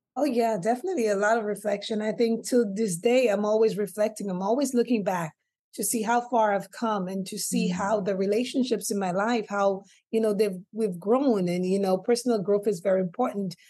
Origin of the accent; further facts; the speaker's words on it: St. Lucia; moved away; growing up in the Caribbean island of St. Lucia, where I gained the name of uh, family MC